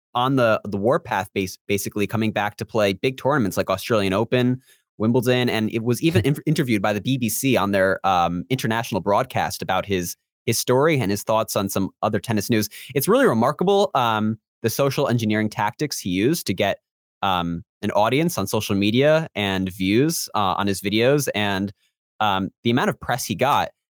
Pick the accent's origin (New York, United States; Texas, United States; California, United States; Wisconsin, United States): New York, United States; Long Island; also born or lived in Central Florida; now in Florida, United States; I'm from Long Island